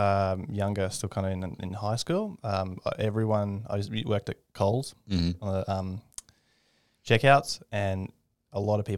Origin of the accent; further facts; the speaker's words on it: Brisbane, Queensland, Australia; also born or lived in Victoria; in Victoria, but mainly Redcliffe and north side of Brisbane.